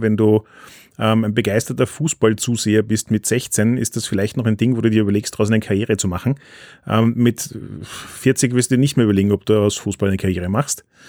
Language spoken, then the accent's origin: German; Austria; als Österreicher